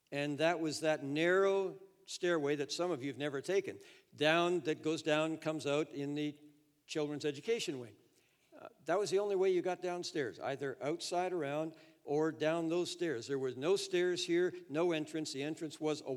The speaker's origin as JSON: {"language": "English", "town": "Toronto", "region": "Ontario", "country": "Canada", "tie": "born or raised there", "also_born_or_lived": "Edmonton / Florida / Japan", "said": "Florida to Toronto, which was my hometown"}